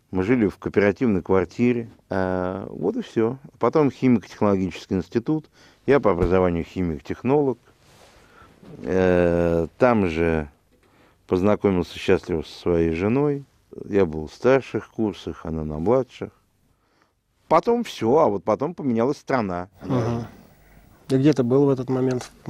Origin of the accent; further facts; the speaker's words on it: Moscow, Russia; я родился в городе Герой Москве, в 1966 году, и э, здесь же окончил...